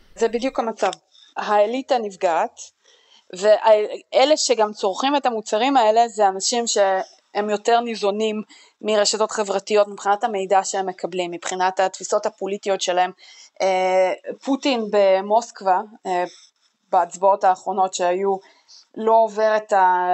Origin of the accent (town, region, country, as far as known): Israel